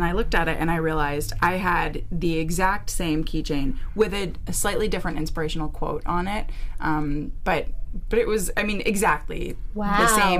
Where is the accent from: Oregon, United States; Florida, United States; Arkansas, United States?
Florida, United States; Wellington; moved away as an adult; also born or lived in New York; where I grew up in Florida